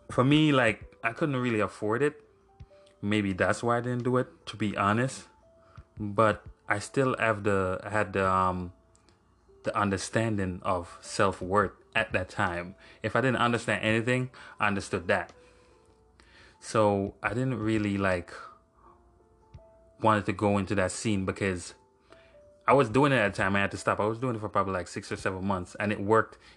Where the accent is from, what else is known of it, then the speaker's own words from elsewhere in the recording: Jamaica; moved away; I grew up in Jamaica for like 20 years. I grew up in Jamaica for 20 years